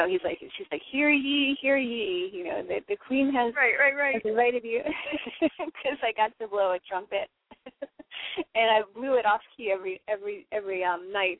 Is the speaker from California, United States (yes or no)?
no; New Jersey, United States; also born or lived in North Carolina; now in New York City, United States; I'm a New Jerseyan, born and raised in New Jersey.